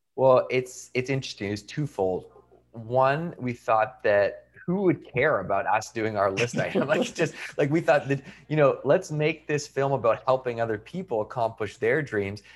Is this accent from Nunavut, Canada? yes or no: no; Victoria, British Columbia, Canada; I went to university in my hometown